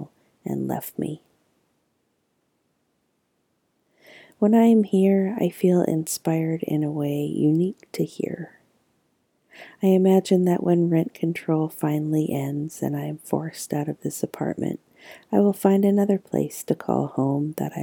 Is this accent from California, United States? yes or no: yes; Southern California, United States; also born or lived in New York / Santa Cruz / Berkeley; growing up in Southern California